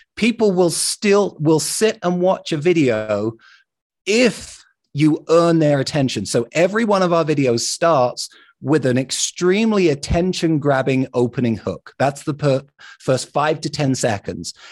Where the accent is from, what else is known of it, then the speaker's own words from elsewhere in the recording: London, United Kingdom; now in Salt Lake City, United States; I grew up in London